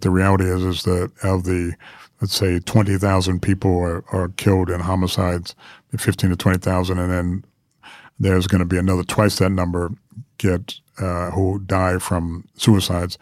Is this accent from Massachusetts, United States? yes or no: no; New York, United States; moved away; I grew up with the New York Times and New York, 'cause I'm a New Yorker originally